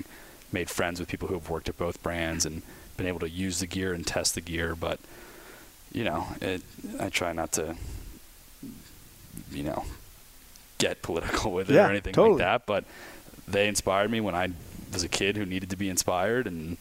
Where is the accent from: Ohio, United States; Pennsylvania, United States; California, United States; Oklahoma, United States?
Pennsylvania, United States; Philadelphia; moved away; I'm originally from Philly, just outside, like I said, born and raised